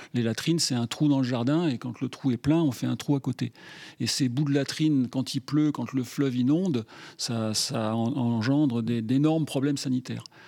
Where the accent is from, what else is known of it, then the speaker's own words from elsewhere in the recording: Grenoble, Auvergne-Rhône-Alpes, France; je suis grenoblois.